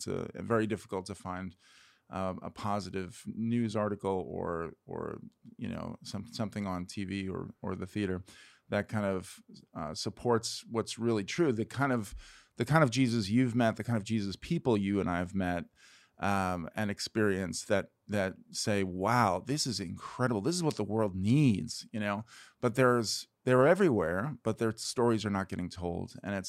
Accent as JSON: {"language": "English", "town": "New York City", "region": "New York", "country": "United States", "tie": "born or raised there", "also_born_or_lived": "Brooklyn / north of Boston / Boston / State College, Pennsylvania", "moved": "as an adult", "said": "I'm born and raised in New York City in Queens. I guess I was maybe born in Brooklyn and raised in Queens. I've lived in Manhattan and Brooklyn now"}